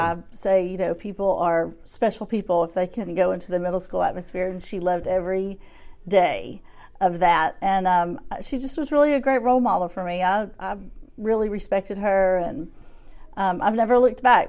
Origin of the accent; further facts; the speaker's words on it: Shreveport, Louisiana, United States; moved away as an adult; now in Little Rock, United States; I'm originally from Shreveport, Louisiana, and we moved here around twenty-two years ago